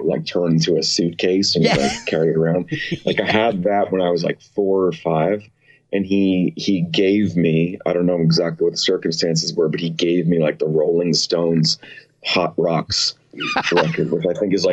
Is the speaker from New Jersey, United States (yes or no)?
yes; West Orange, New Jersey, United States; moved away; I'm from New Jersey